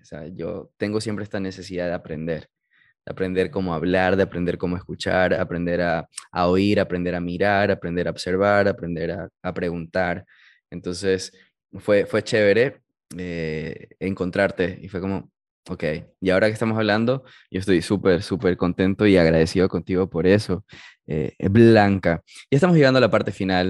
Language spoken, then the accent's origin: Spanish; United States; moved away; yo viví mi niñez en Estados Unidos, estoy high school allá, y con el tiempo perdí el, el, idioma